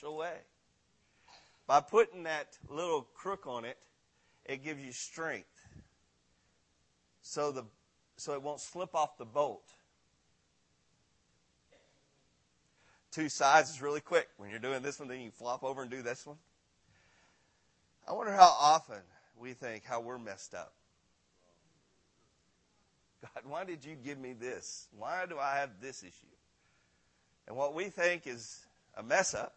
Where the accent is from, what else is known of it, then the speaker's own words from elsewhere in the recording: Granbury, Texas, United States; I'm from Granbury, Texas